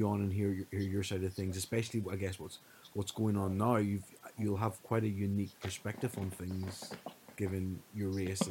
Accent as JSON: {"language": "English", "region": "Northern Ireland", "country": "United Kingdom", "tie": "born or raised there", "said": "I grew up obviously in Northern Ireland."}